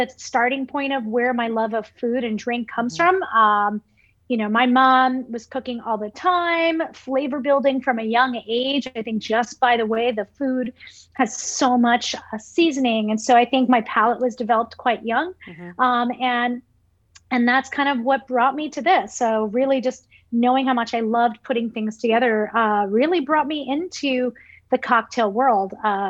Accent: New York City, New York, United States; I remember, some of my earliest memories was my mom walking us down Fifth Avenue in Brooklyn

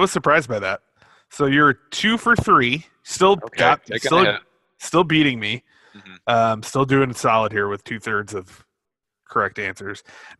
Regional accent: Chicago area, Illinois, United States; It's a suburb, maybe a little bit southwestern of the city. So like somewhere a little northwest of where I grew up.

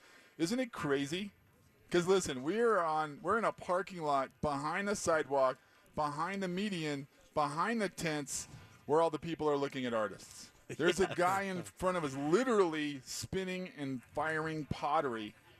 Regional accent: Germany; moved away; I grew up with in Germany

